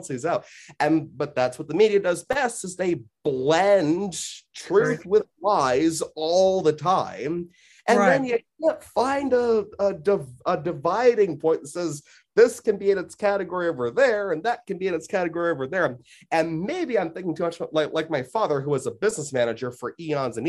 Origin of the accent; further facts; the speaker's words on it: United States; I'm very American